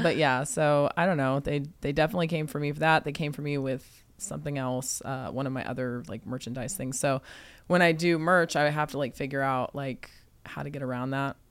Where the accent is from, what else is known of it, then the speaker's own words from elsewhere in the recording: San Antonio, Texas, United States; I was born in Texas, uh, San Antonio, Texas, which I actually just got a house over there too.